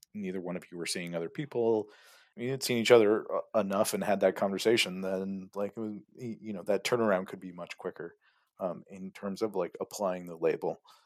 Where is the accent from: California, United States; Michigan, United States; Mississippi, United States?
California, United States; moved away as an adult; now in Germany; I'm from California